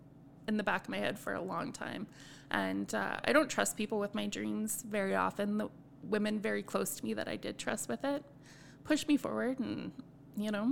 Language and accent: English; Edmonton, Alberta, Canada; moved away; I grew up in Edmonton, very multicultural. And then I moved to a community that's not as multicultural.